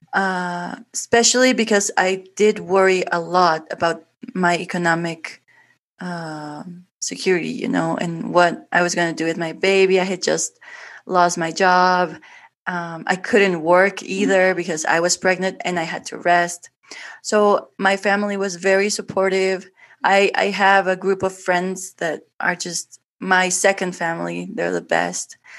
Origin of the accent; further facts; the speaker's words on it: Guatemala City, Guatemala Department, Guatemala; English is a second language; I was born in Guatemala, in Guatemala City, and here's where I actually live